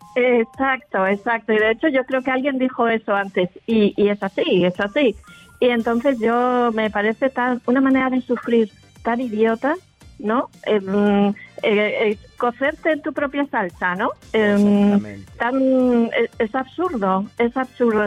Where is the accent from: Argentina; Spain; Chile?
Spain; Madrid, Community of Madrid; accent: Spanish; moved away as an adult; now in Andalusia, Spain; yo soy de Madrid